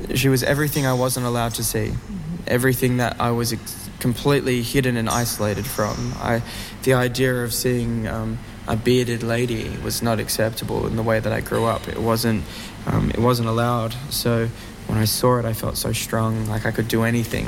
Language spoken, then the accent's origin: English; Australia